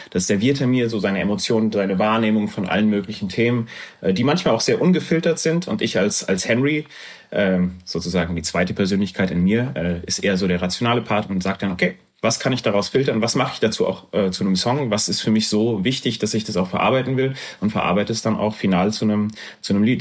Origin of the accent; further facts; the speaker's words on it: Erfurt, Thuringia, Germany; now in Frankfurt, Germany; dann bin ich nach Erfurt gezogen und bin dort eigentlich groß geworden